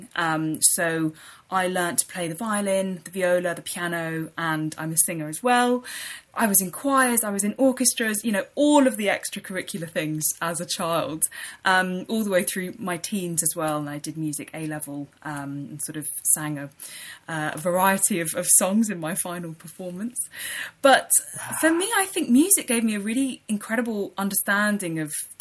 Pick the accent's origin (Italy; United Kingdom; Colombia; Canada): United Kingdom; London; also born or lived in Leicester; I was brought up in London, born and bred, in North London in Highbury